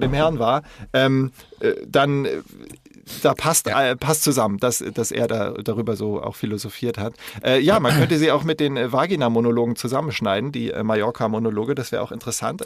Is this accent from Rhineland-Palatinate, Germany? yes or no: yes; Koblenz, Rhineland-Palatinate, Germany; in der Nähe von wo ich aufgewachsen bin, Koblenz